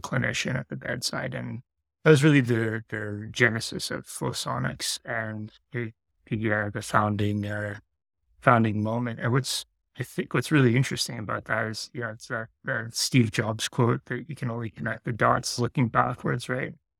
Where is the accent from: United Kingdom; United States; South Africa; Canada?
Canada; Sudbury, Ontario; also born or lived in Vancouver; I came back home to do grad studies. So I'm, I'm from Sudbury